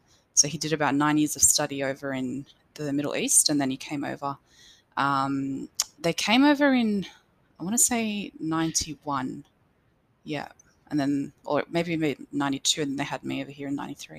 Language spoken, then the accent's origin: English; Punchbowl, New South Wales, Australia; In Western Sydney. So I was born in Auburn Hospital, actually, but we were living in Punchbowl at the time.